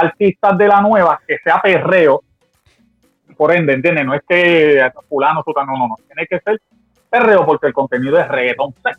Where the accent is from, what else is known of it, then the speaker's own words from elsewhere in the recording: Guayama, Puerto Rico; moved away; mi pueblo Guayama